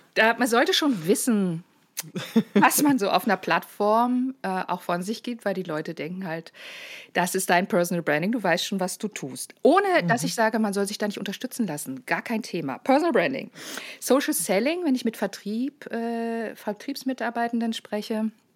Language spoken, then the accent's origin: German; Lower Saxony, Germany; moved away as an adult; also born or lived in Baden-Baden; ich als Niedersächsin